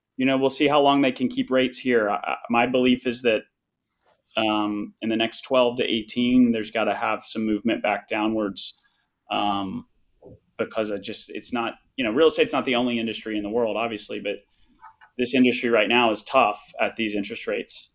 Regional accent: Fayetteville, West Virginia, United States; we are originally from Fayetteville West Virginia

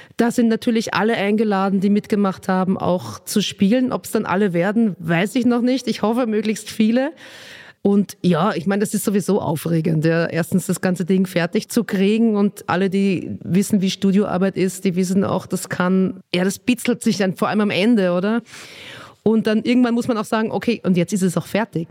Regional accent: Vienna, Austria; accent: Viennese; moved away as an adult; also born or lived in Nuremberg, Germany / Röthenbach, Germany; now in Berlin, Germany; Und dann, als ich ungefähr zehn war, sind wir in den Süden von Wien gezogen, weil mein Papa in Wien einen Job gekriegt hat.

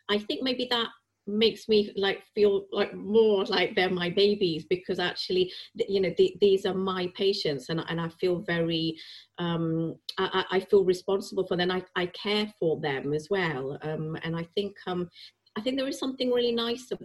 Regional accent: Preston, North West England, United Kingdom; moved away as an adult; also born or lived in Yorkshire / Bangladesh (parents); now in London, United Kingdom; I was born in Yorkshire, and I spent all my life in Lancashire. We moved when I was 10 months old.

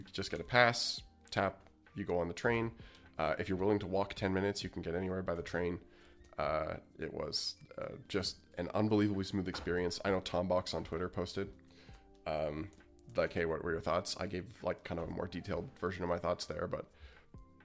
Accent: Alberta, Canada; I am from Alberta

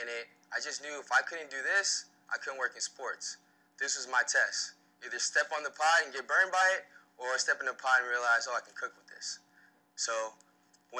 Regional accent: South Florida, United States; moved away as an adult; also born or lived in Sumter, South Carolina; I come from South Florida

